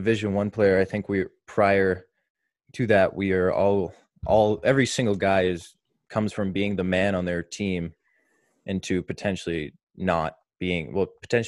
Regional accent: Marshfield, Massachusetts, United States; also born or lived in Maine; I grew up here in Marshfield, Mass, where I still spend my summers.

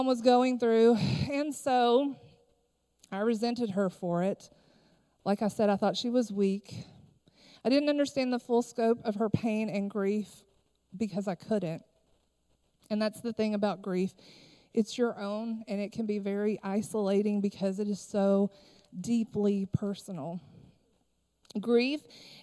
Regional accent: Harlan County, Kentucky, United States; I am originally from Harlan County, Kentucky

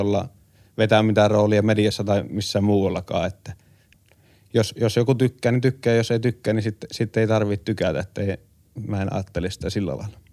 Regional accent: Kuopio, North Savo, Finland; meillä Kuopiossa

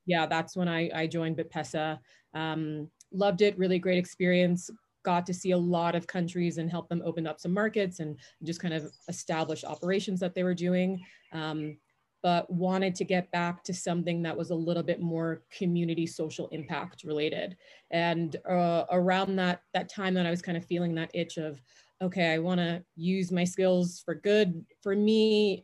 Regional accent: New York, United States; also born or lived in Jamaica; I was born in Jamaica, moved to the States when I was five, grew up in New York, just outside of uh, New York City

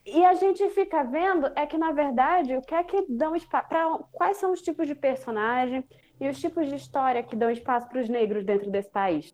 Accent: Recife, Pernambuco, Brazil

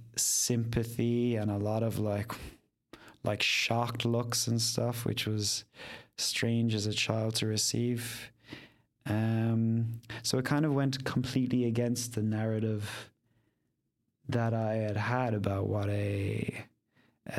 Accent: Ireland; moved away as an adult; also born or lived in Vietnam / Spain; now in Netherlands; I grew up in Ireland. My father was English. My mother was Irish.

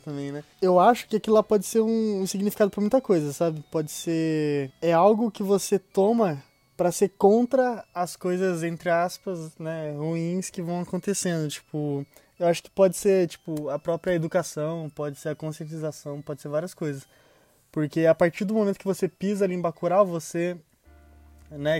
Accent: São Paulo, Brazil; eu sou paulista

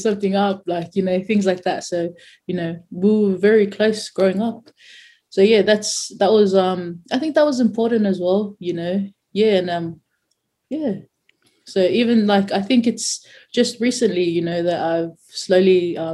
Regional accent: Claymore, New South Wales, Australia; also born or lived in New Zealand / Mount Druitt; I grew up in Claymore

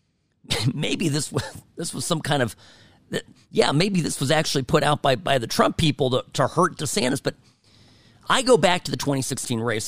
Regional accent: California, United States; moved away as an adult; now in Nevada, United States; I'm guy from California

